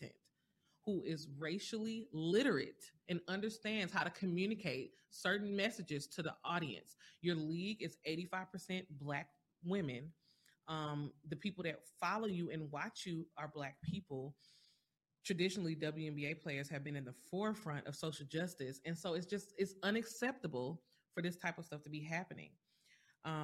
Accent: St. Louis, Missouri, United States; St. Louis, my hometown

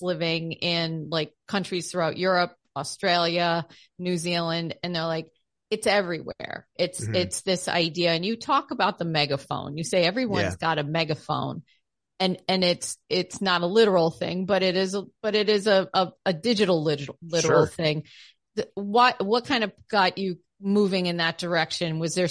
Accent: United States; Yes, I'm the American.

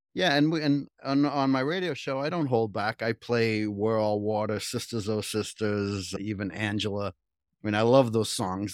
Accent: Cambridge, Massachusetts, United States; I grew up in Cambridge, right? So in the seventies, I worked in Harvard Square

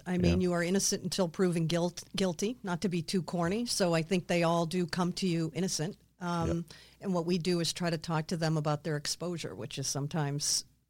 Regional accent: Boston, Massachusetts, United States; accent: Boston; I had a thick, thick Boston accent.

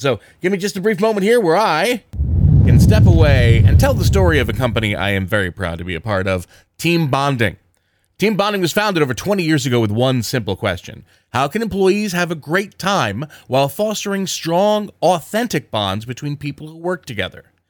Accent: southern New Jersey, United States; also born or lived in Philadelphia, Pennsylvania; I was moved to southern New Jersey at an early, early

